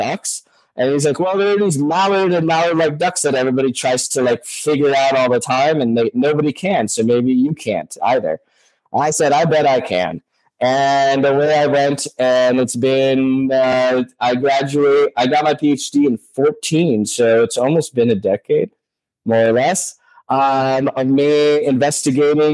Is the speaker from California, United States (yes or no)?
yes; Los Angeles, California, United States; moved away; also born or lived in Russia; I grew up in Los Angeles, California